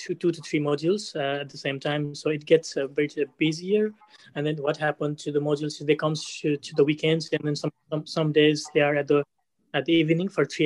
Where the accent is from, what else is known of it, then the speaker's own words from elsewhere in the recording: Nepal; moved away as an adult; now in Ireland; I'm from Nepal. I finished my high school back in Nepal and I came to National College of Ireland.